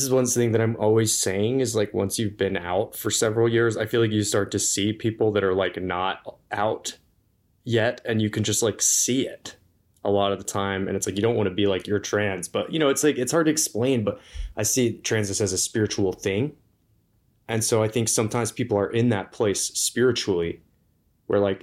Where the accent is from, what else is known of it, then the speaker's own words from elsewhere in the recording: Atlanta, Georgia, United States; moved away as an adult; also born or lived in Indianapolis, Indiana / Navajo Nation; now in Moab, United States; Then I lived in the metro Atlanta area for 13 years. That's where I've lived like most of my life, I'd say. That's probably the most influential place.